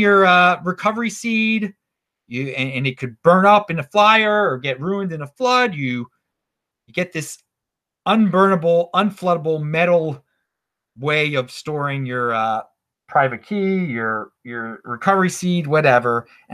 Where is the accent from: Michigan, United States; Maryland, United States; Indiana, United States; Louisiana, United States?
Maryland, United States; Baltimore; I'm from Baltimore, city of the 1950s.